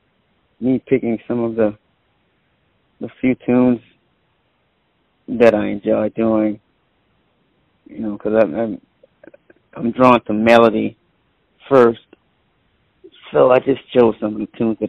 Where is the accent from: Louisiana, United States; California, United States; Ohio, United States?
Louisiana, United States; New Orleans; moved away as an adult; now in Oakland, United States; growing up in New Orleans, jazz-wise, I grew up in the church, my thing, musically anyway, in New Orleans.